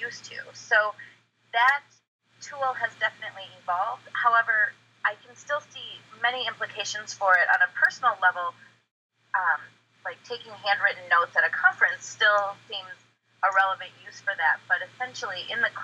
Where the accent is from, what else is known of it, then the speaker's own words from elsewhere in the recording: Southwest Wisconsin, United States; I am from Southwest Wisconsin